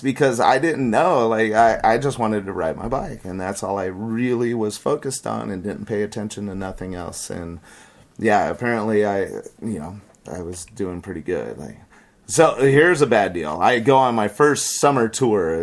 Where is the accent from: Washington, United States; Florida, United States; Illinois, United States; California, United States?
California, United States; Santee; I grew up in East San Diego, so um, there's El Cajon, Santee, and Lakeside, and I grew up in Santee